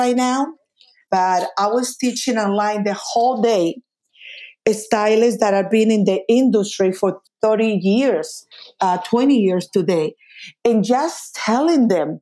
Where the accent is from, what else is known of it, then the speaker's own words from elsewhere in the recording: Colombia; moved away; I'm original from Colombia